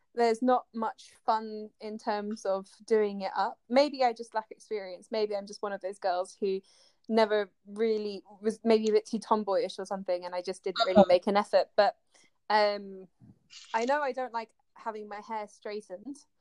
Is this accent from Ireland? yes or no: no; United Kingdom; also born or lived in France / Japan; I live in the UK currently. Um, I'm British and French